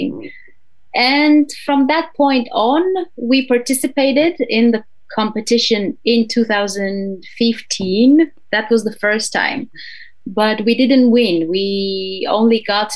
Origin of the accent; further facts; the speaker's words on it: Romania; moved away as an adult; now in Switzerland; I started my own project back in Romania, because I'm originally from Romania